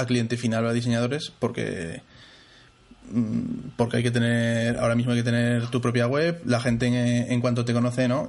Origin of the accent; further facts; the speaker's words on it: Zaragoza, Aragon, Spain; soy de Zaragoza